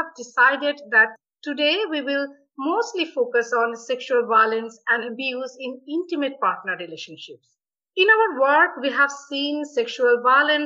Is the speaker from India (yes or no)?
yes; India; moved away; I came from India